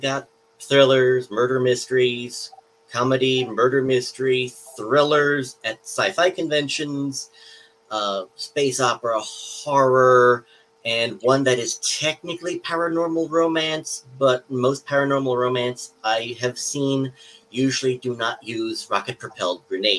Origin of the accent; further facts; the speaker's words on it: New York City, New York, United States; I'm a Queens native. I'm a Queens native despite not sounding like Fran Drescher.